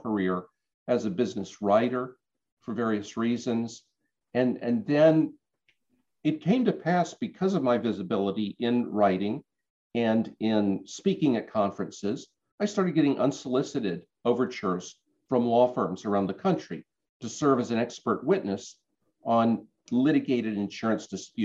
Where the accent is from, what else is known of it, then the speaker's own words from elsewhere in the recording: Norfolk, Virginia, United States; moved away as an adult; also born or lived in Washington, D.C.; I grew up in Norfolk. I was a Navy brat